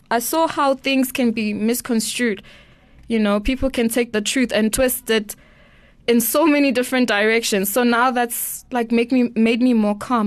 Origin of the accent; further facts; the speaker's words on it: Eswatini; I'm from Swaziland